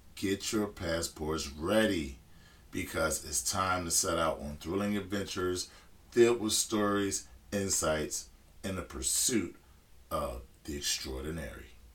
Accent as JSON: {"language": "English", "country": "United States", "said": "being an American man"}